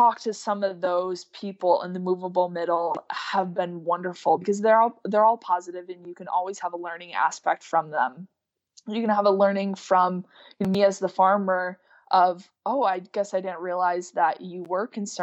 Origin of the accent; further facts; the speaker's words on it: Lisbon, New York, United States; I'm from New York